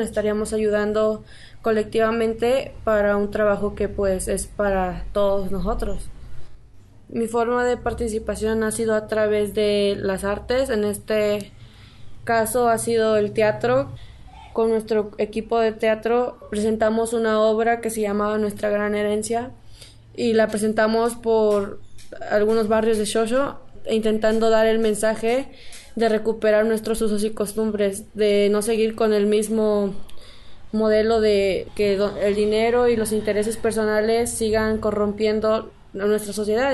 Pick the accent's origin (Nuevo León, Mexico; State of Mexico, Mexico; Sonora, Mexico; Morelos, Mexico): Morelos, Mexico; Xoxocotla; soy de aquí de Sosocotla